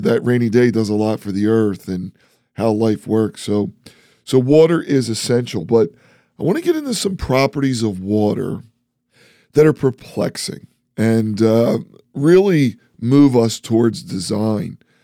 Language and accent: English; East Coast, United States; accent: East Coast; I'm from the East Coast, so we say water funny.